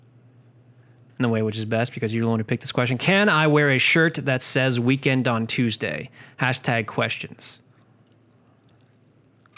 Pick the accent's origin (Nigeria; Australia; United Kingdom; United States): United Kingdom; I'm British